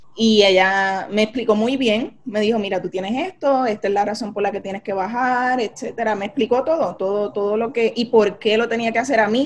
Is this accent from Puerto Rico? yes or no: yes; Carolina, Puerto Rico; also born or lived in San Juan, Puerto Rico; me crié en Lomas de Carolina